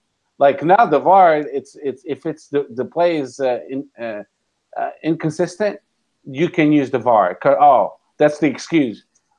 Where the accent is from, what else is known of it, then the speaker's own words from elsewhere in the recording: Portugal; Albuquerque, which is close to my hometown